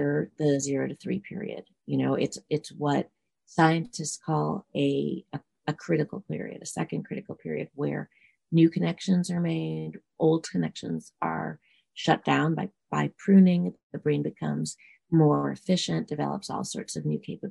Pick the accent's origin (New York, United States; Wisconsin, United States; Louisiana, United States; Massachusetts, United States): New York, United States; New York City; I grew up in New York City